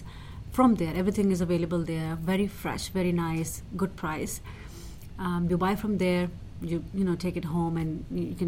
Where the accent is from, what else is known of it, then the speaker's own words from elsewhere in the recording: Pakistan; now in London, United Kingdom; I'm from Pakistan